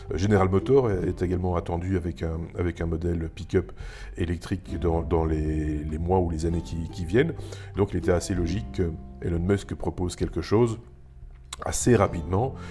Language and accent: French; Belgium; chez nous, en Belgique et en France aussi